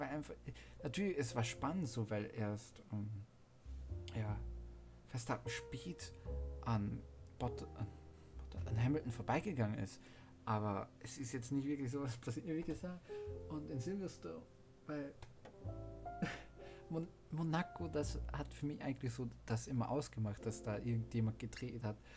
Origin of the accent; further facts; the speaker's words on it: Austria; ich bin Österreicher